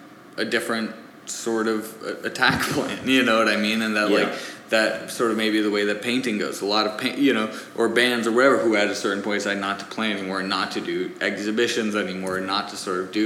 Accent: United States; born there; But he grew up in France. I was born in the States.

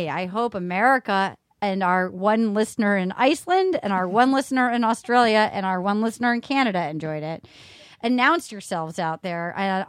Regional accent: Little Compton, Rhode Island, United States; I'm from Little Compton, Rhode Island.

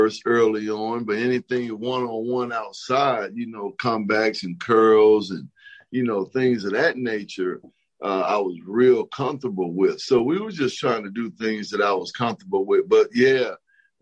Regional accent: Decatur, Georgia, United States; as a kid growing up in Decatur, Georgia

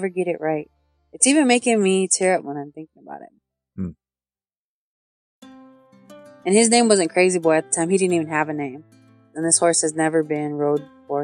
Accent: Sioux City, Iowa, United States; now in Santee, United States; I live in Santee on the reservation, but I grew up in Sioux City, Iowa

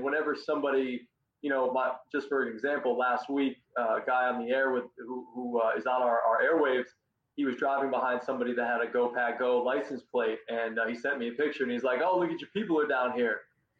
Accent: Northeast, United States; now in Louisiana, United States; I'm down here in Louisiana, and honestly, like, before I moved down here, I grew up in the Northeast

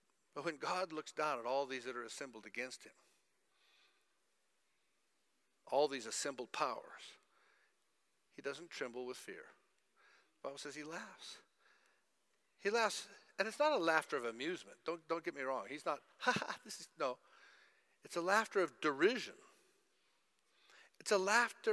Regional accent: United States; now in Zimbabwe; I grew up in America

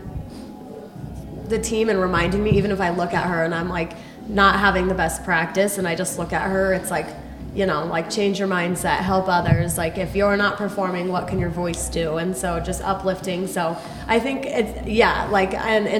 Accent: Colorado, United States; moved away as an adult; now in Kansas City, United States; growing up in Colorado

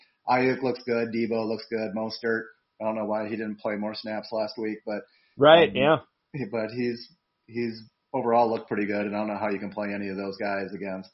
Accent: Wisconsin, United States; I will say I'm from Wisconsin, as you know, as you are too

